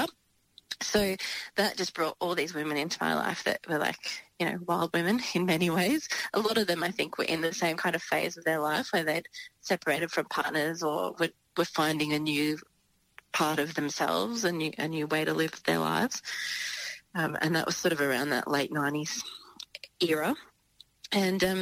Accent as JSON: {"language": "English", "area": "Gippsland", "region": "Victoria", "country": "Australia", "tie": "born or raised there", "said": "it was a very small town where I grew up in Victoria, in Gippsland"}